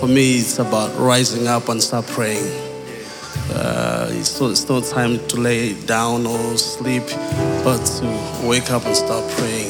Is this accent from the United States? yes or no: no; Malawi; moved away; also born or lived in United Kingdom; Originally, we are from Malawi, but my family grew up in the UK. Yeah, so all my kids are born in the UK.